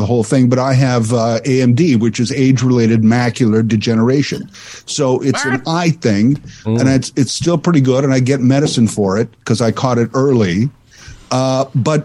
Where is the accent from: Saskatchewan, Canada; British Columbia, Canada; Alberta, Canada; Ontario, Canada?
Saskatchewan, Canada; similarly growing up in Saskatchewan, I was more in the mid province